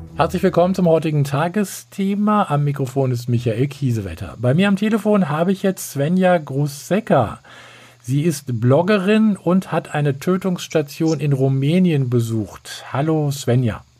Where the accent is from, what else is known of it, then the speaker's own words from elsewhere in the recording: Germany; Bei uns in Deutschland